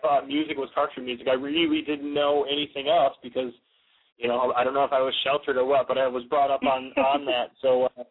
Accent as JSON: {"language": "English", "area": "about half hour north of Detroit", "region": "Michigan", "country": "United States", "tie": "born or raised there", "said": "I actually grew up, we both grew up about 40 minutes north, about a half hour north of Detroit"}